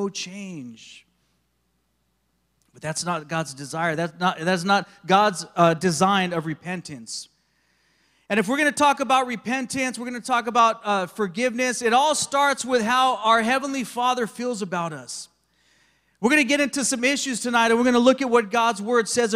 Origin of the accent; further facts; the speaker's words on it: Big Bear, California, United States; I did some growing up in Big Bear, California, in the local mountains there in San Bernardino County